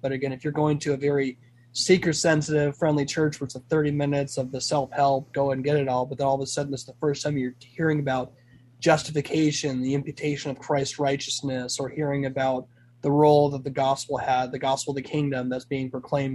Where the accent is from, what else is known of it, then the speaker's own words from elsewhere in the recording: Arizona, United States; also born or lived in California; I'm originally from California. And but California by origin, uh, Arizona by choice. I've lived in Arizona pretty much my entire life